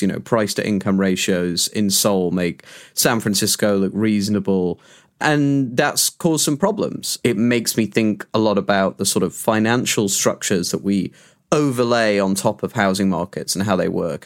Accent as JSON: {"language": "English", "country": "United Kingdom"}